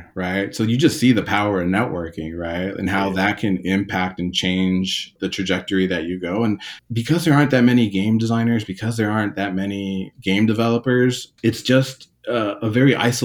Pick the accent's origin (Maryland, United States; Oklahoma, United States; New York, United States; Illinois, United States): Maryland, United States; Takoma Park; I grew up in like, you know, Tacoma Park, Langley Park, Silver Spring, this part of Maryland that was still like urban and kind of like part of DC.